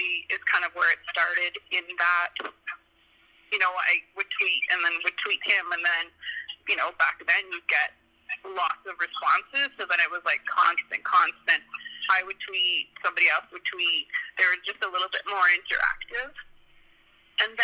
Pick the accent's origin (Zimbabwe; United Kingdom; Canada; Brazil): Canada; bottom corner of Alberta; now in Edmonton, Canada; my hometown is in the bottom corner of Alberta